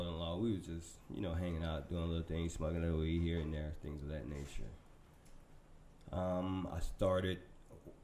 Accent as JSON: {"language": "English", "town": "Tampa", "region": "Florida", "country": "United States", "tie": "born or raised there", "said": "I was born here in Tampa"}